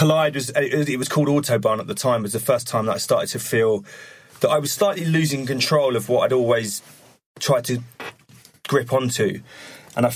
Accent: Harlow, East of England, United Kingdom; where I grew up in Harlow in Essex

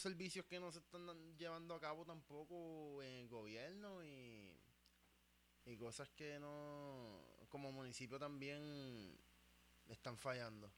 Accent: United States; esa área de donde yo soy específicamente en Estados Unidos

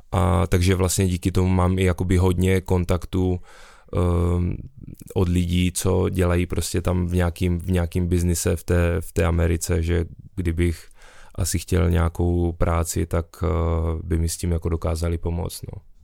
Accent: Brno, South Moravian Region, Czechia; jsem z Brna

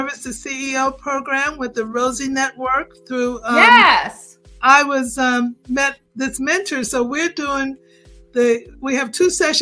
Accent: United States; moved away as an adult; now in Jamaica; I'm no longer just American. I'm a Jamaican. I've been living in Jamaica 6 years

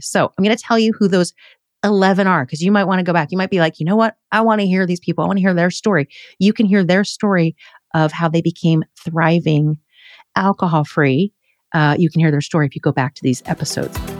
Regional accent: outside Philadelphia, Pennsylvania, United States; moved away as an adult; now in Crestwood, United States; I grew up outside Philadelphia

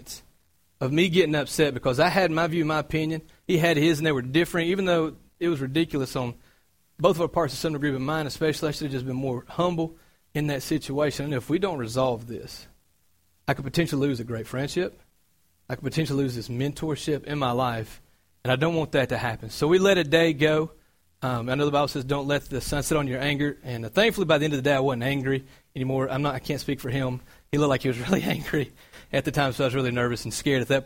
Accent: Cartersville, Georgia, United States; moved away as an adult; I'm from Georgia. I moved up from a small town called Cartersville

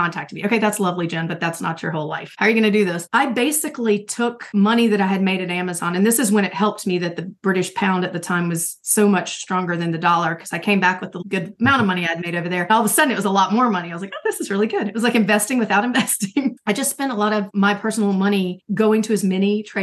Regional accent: the South, United States; I was raised in the South

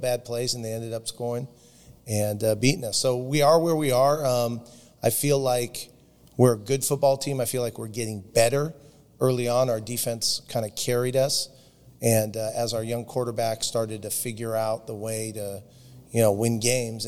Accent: the South Bay, California, United States; I was born in the South Bay, went to Bishop Montgomery High School, went to UCLA

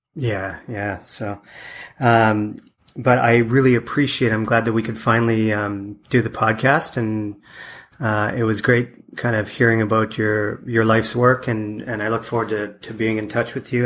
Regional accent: Canada; moved away as an adult; my wife and I moved away from Canada in '96

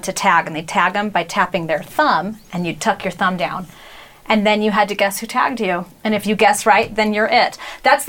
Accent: Arizona, United States; growing up in Arizona

